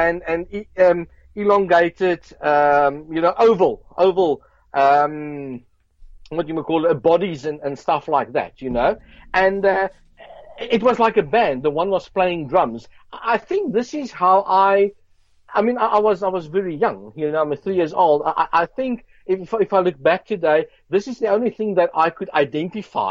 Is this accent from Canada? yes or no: no; Johannesburg, Gauteng, South Africa; I grew up in South Africa, Johannesburg, Brixton